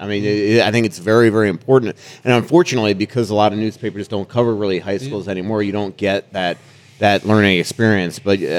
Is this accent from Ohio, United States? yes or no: no; South Florida, United States; also born or lived in New York; I grew up in South Florida.